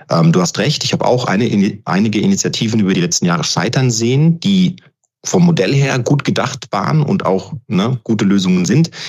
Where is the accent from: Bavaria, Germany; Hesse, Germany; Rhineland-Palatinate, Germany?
Hesse, Germany; Frankfurt; Ich meine, ich bin gebürtiger Frankfurter. Für mich ist das ein absolutes äh, Herzensprojekt